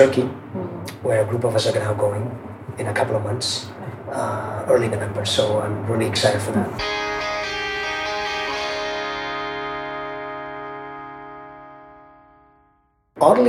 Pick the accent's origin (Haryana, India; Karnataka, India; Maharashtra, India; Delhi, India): Maharashtra, India; Mumbai; also born or lived in Zambia / Silicon Valley; I was born in Mumbai, not far from here. And about less than a year later, my parents decided to move to a small country in Africa called Zambia.